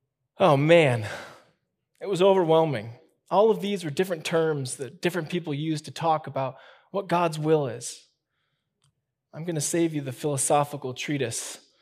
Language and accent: English; Midwest, United States; I grew up in the Midwest, and this is just kind of how we did it.